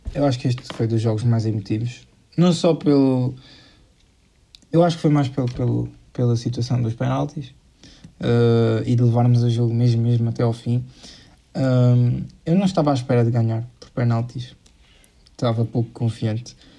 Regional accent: Portugal; somos nós portugueses

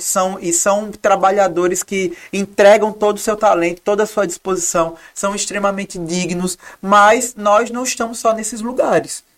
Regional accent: Maceió, Alagoas, Brazil; accent: Alagoan; moved away as an adult; now in Rio de Janeiro, Brazil; meu sotaque é alagoano

